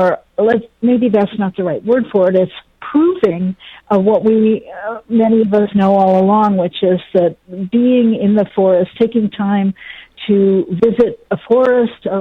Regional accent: Ann Arbor, Michigan, United States; moved away as an adult; now in Virginia, United States; I grew up in Ann Arbor and went to the University of Michigan.

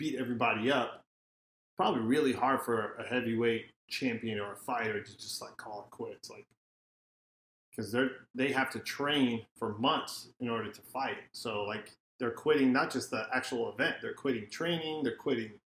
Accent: United States; we're American fans

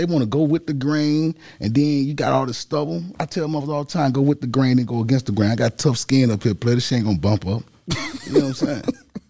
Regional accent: Mississippi, United States; moved away; I'm from Mississippi.

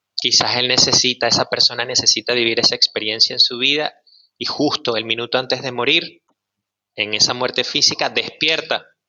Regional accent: Maracay, Aragua, Venezuela; moved away as an adult; also born or lived in Caracas; now in Mexico; Nací en Caracas y crecí en una ciudad que se llama Maracay

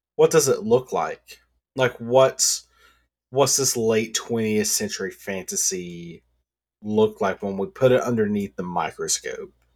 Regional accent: the South, United States; I'm from the South

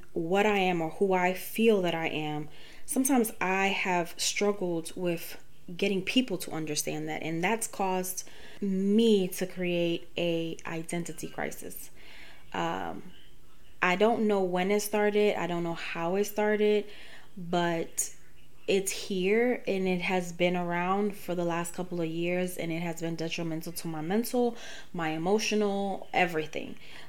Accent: Georgia, United States; I grew up in Georgia, my guys. I grew up in Georgia when you were three things: black, white, or Mexican.

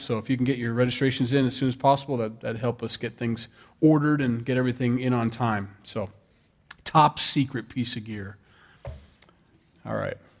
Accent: Sioux City, Iowa, United States; I'm from Iowa. Sioux City, Iowa

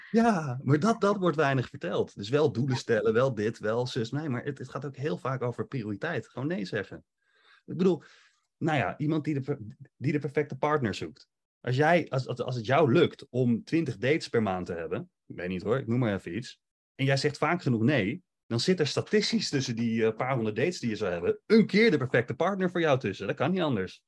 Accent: Netherlands; wij als Nederlanders

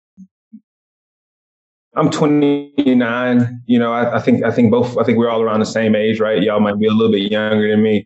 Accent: Cartersville, Georgia, United States; moved away as an adult; also born or lived in Atlanta, Georgia; now in Seattle, United States; I'm originally from Atlanta, Georgia, Cartersville, Georgia, to be exact. I just went to college in Atlanta, moved out to Seattle from there.

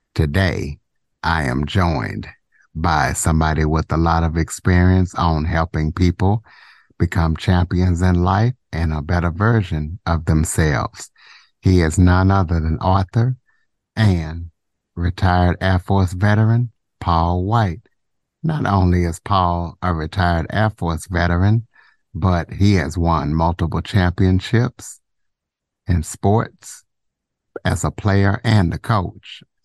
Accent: Southwest Louisiana, United States; also born or lived in Ruston, Louisiana / Monroe, Louisiana / DeRidder, Louisiana; I am from Southwest Louisiana

